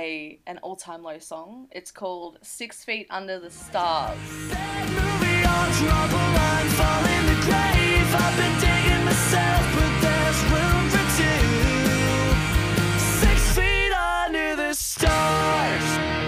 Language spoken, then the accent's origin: English; Australia; we're listening from Australia